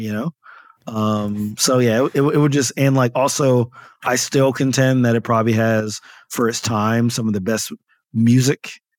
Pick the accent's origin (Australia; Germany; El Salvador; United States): United States; Paterson, New Jersey; So this was in Northern New Jersey. So I grew up in Paterson, New Jersey, which is about 10 miles from Manhattan.